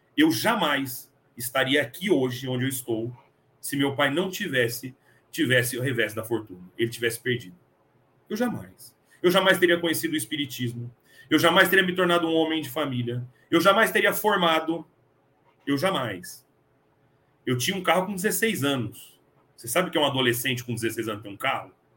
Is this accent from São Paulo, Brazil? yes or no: yes; São Paulo, Brazil; moved away as an adult; now in Franca, Brazil; Eu sou de São Paulo, morei 23 anos em São Paulo e vim para Franca.